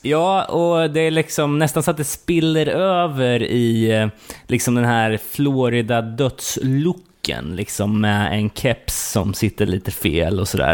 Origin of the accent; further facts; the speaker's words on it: Sweden; som fördomsfull svensk